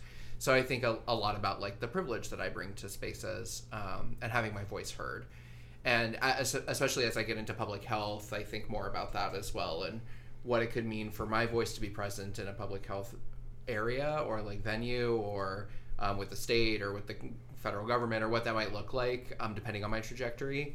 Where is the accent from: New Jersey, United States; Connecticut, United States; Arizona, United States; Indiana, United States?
Arizona, United States; Tucson; now in Phoenix, United States; I grew up in Arizona. I lived in Tucson all my life. Now I live in Phoenix as of January